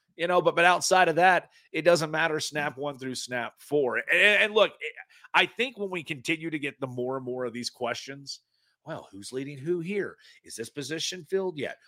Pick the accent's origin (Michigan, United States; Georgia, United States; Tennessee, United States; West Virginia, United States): Tennessee, United States; East; also born or lived in Knoxville; I was born and raised in East Tennessee